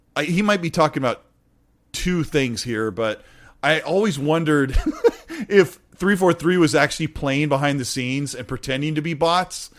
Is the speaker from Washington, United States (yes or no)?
yes; Washington, United States; I'm from Washington